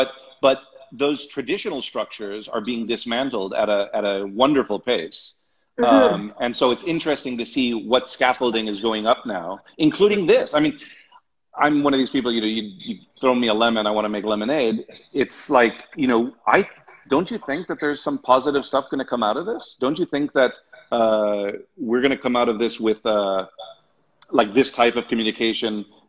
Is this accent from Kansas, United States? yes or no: no; Hollywood, California, United States; I spent a lot of time growing up in Hollywood, and you get the same thing there.